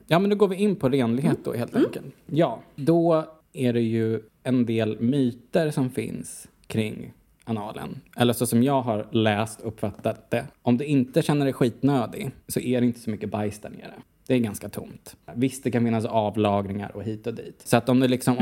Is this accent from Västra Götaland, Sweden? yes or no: no; Huddinge, Stockholm County, Sweden; moved away as an adult; also born or lived in Amsterdam, Netherlands / Brussels, Belgium; Vi kom ju från Huddinge, jag och Nicky